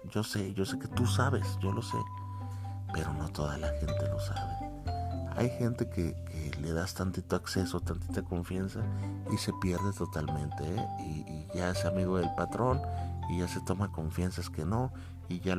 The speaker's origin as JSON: {"language": "Spanish", "country": "Mexico", "said": "que se presente … es un cantante muy popular acá en mi país"}